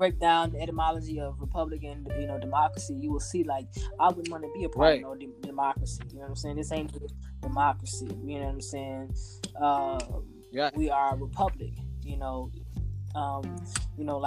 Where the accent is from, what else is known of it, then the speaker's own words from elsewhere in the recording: Chicago, Illinois, United States; I'm from Chicago